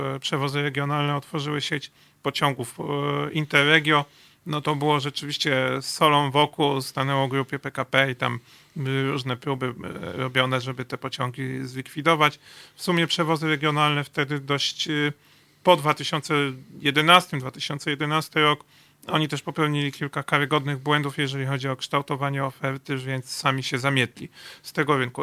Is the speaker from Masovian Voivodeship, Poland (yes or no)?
yes; Masovian Voivodeship, Poland; U nas na Mazowszu